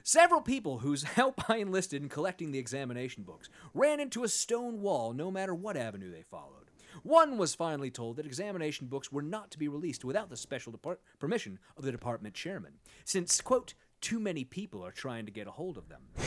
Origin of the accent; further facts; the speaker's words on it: Sacramento, California, United States; I am from Sacramento